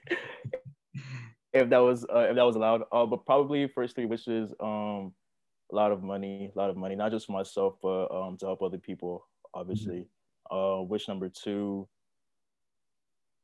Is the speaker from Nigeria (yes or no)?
yes; Nigeria; moved away; I was born and raised in Nigeria